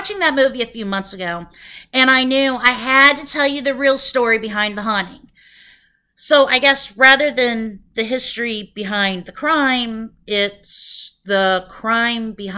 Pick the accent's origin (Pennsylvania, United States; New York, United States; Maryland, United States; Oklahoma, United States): Oklahoma, United States; Broken Arrow; now in Tacoma, United States; I grew up in a town in Oklahoma called Broken Arrow. While Tacoma is my home now, Broken Arrow will always be my hometown